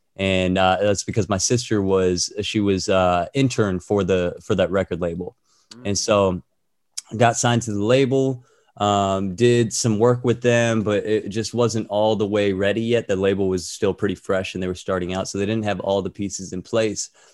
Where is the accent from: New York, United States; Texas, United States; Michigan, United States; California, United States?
California, United States; Orange County; moved away as an adult; also born or lived in Toronto, Canada; I'm from Orange County, but I moved to Toronto when I was eighteen.